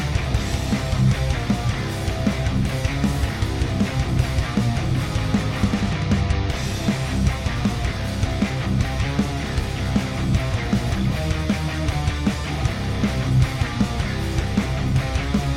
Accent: Southwest Virginia, United States; growing up in Southwest Virginia

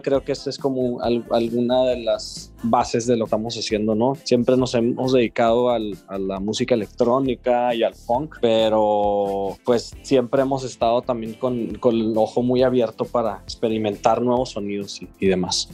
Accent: Chihuahua, Mexico; nosotros somos de Chihuahua

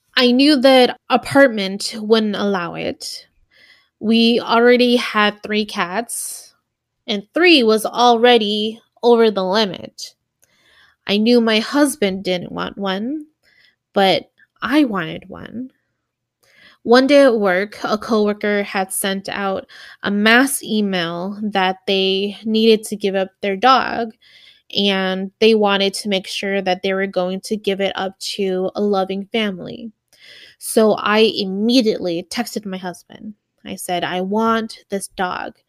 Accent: Milwaukee, Wisconsin, United States; moved away as an adult; We're originally from Milwaukee, Wisconsin

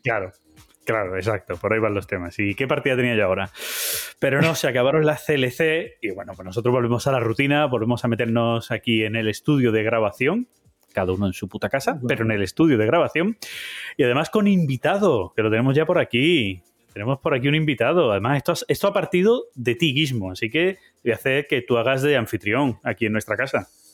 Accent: Jabugo area, Andalusia, Spain; mi tierra, ¿vale? aquí sería Jabugo

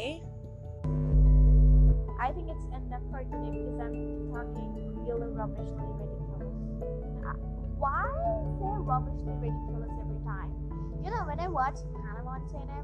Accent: India; accent: Indian and American mixture; I'm also an Indian

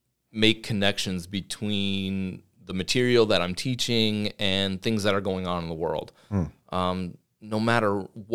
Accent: Beacon, New York, United States; I grew up in Beacon High School. So I went to Beacon High School, graduated in 2001.

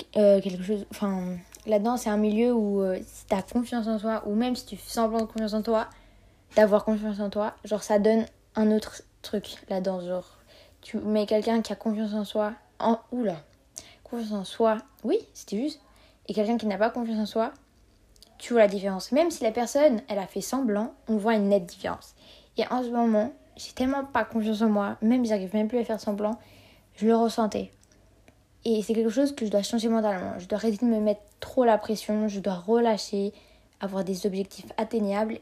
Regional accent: Geneva, Switzerland; j'ai 15 ans et je viens de Genève.

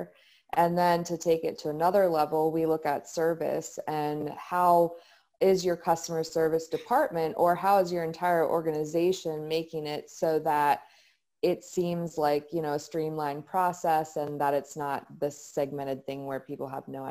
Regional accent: Frederick, Maryland, United States; I'm from the Frederick, Maryland area. I was born and raised

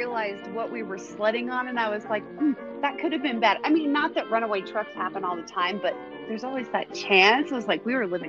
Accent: Washington, United States; I grew up in Washington State, so we'd go up to Mount Rainier.

